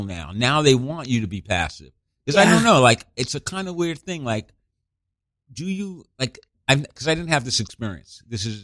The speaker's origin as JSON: {"language": "English", "town": "New York City", "region": "New York", "country": "United States", "tie": "born or raised there", "said": "I grew up in Brooklyn, a lot of in a Jewish family, Jewish"}